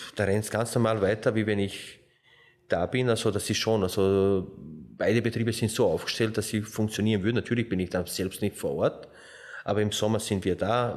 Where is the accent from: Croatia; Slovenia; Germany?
Slovenia; now in Austria; ich komme ja aus Slowenien